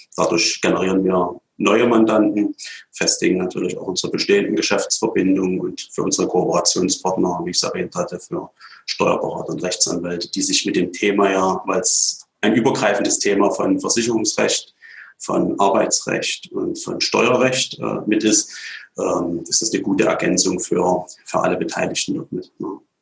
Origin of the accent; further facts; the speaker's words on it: Radebeul, Saxony, Germany; Ich stamme selber aus Radebeul, also habe meine ganze Jugendzeit in Radebeul verbracht, bin noch nie weggezogen.